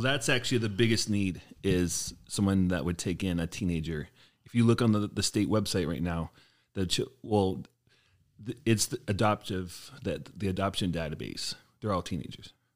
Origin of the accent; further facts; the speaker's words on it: Portland, Oregon, United States; moved away as an adult; now in Wisconsin, United States; I grew up in Portland, Oregon the first twenty-five years of my life